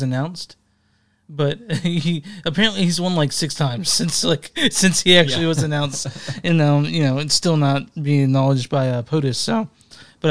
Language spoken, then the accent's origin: English; near Duncanville, Texas, United States; which is like maybe 15 minutes where I grew up